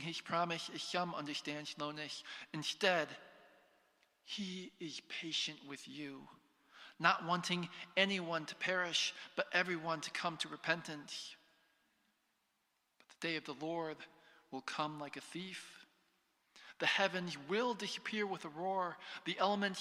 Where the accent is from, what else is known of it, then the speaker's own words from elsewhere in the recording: United States; moved away as an adult; I'm an American.